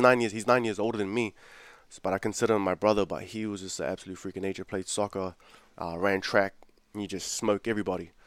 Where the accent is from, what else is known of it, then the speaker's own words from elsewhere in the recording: Auckland, New Zealand; also born or lived in Fiji / Mangere; I grew up in South Auckland, man. Um, grew up in South Auckland, but I used to live in Fiji earlier. I was born here, uh, born in Auckland.